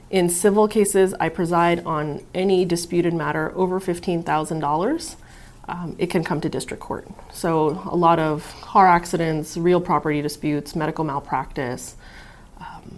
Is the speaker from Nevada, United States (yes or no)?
yes; Las Vegas, Nevada, United States; also born or lived in Pakistan; I grew up here in Las Vegas since I was a year old. I was raised in the Clark County public school system